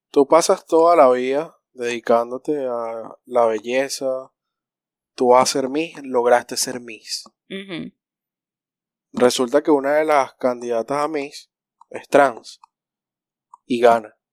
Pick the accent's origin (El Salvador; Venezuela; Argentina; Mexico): Venezuela; somos venezolanos